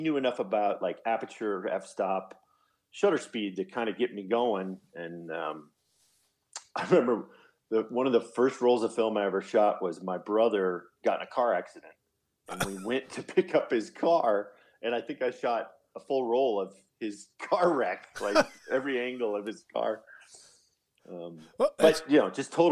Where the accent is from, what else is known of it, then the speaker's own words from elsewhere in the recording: Colorado, United States; moved away as an adult; also born or lived in Arizona; Born and raised in Colorado. I'm back home.